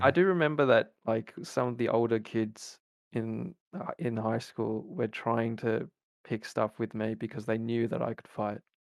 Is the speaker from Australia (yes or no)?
yes; Australia; also born or lived in New Zealand; I was born in New Zealand and then made my journey to Australia when I was like three